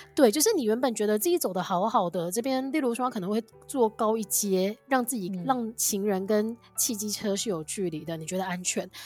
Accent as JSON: {"language": "Chinese", "region": "Kaohsiung", "country": "Taiwan", "said": "身为一个高雄人，我就是到巷口seven都要骑摩托车的个性"}